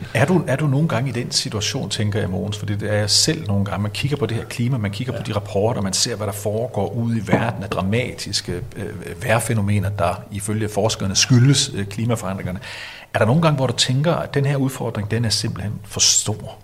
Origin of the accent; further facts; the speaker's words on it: Denmark; vi som danskere